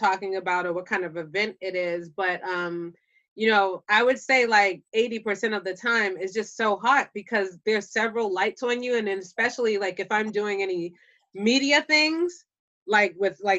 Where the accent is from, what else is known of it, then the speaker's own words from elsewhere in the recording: Boston, Massachusetts, United States; accent: Boston; my Boston accent